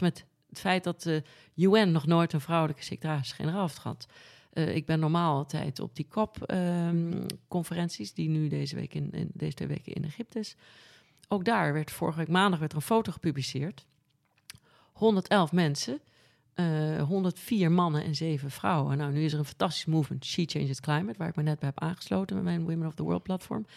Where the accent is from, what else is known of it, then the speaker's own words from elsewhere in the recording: Amsterdam, North Holland, Netherlands; also born or lived in Norway / Noordwijk / Costa Rica; Ik ben op de Prinsgracht geboren aan het water